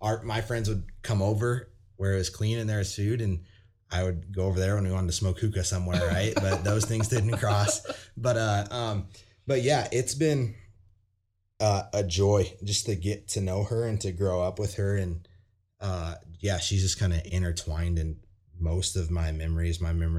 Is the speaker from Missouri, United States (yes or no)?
no; California, United States; But since I'm from California, I didn't really have that, you know, cousin problem or whatever.